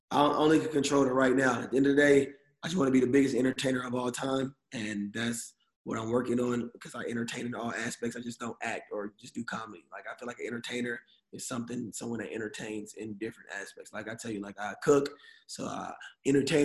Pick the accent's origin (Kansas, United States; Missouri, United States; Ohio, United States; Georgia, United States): Georgia, United States; Atlanta; moved away; we're both from Atlanta